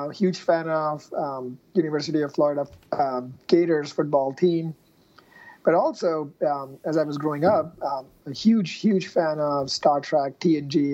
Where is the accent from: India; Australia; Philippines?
India; moved away as an adult; now in United States; I grew up in India and I did my engineering in India for mechanical engineering